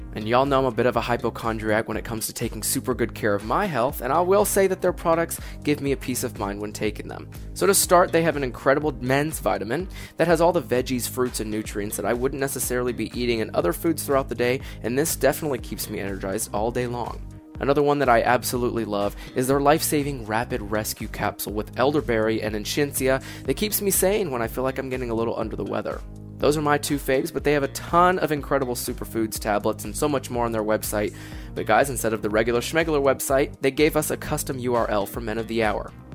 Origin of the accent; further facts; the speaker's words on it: Tennessee, United States; moved away; I'm from Tennessee